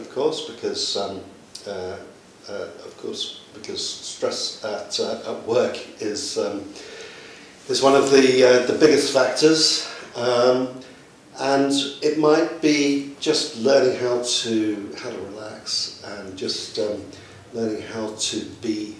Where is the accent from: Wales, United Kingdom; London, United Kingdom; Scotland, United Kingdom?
London, United Kingdom; my hometown, which is London